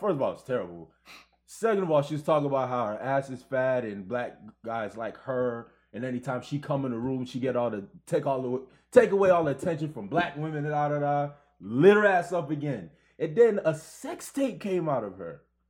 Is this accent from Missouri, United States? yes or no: no; Brooklyn, New York, United States; I'm from Brooklyn, don't forget that.